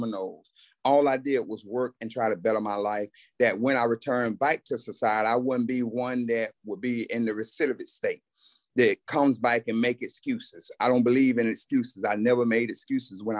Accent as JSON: {"language": "English", "town": "Camilla", "region": "Georgia", "country": "United States", "tie": "born or raised there", "said": "I was born and raised in Camilla, Georgia"}